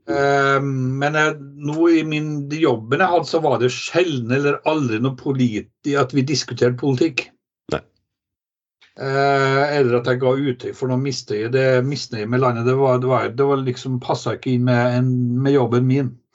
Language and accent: Norwegian; Trondheim, Trøndelag, Norway; moved away as an adult; now in Kirkenes, Norway; Jeg er jo eh, født og vokst opp i Trondheim